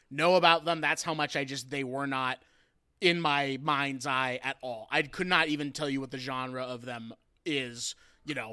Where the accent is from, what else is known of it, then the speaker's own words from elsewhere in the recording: Pacific Northwest, United States; I'm from the Pacific Northwest, you know